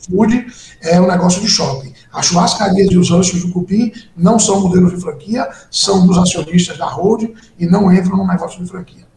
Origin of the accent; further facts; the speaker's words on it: Bahia, Brazil; eu sou baiano